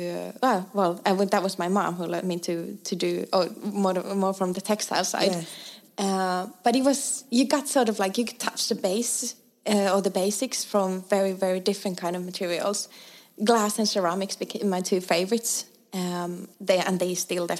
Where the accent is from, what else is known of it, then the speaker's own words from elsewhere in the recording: Eastern Finland, Finland; moved away as an adult; also born or lived in Stockholm, Sweden; now in Älmhult, Sweden; I come from a similar small, tiny village from eastern part of Finland